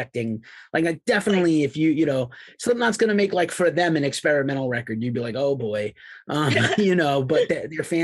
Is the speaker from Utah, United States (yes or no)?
no; New York City, New York, United States; moved away; also born or lived in New England / Boston area; my hometown, New York City